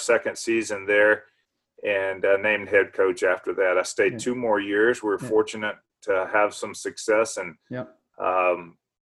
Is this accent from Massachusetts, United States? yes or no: no; Liberty, Mississippi, United States; moved away as an adult; now in Waco, United States; I grew up in South Mississippi in rural area. Liberty, Mississippi was my hometown and on a farm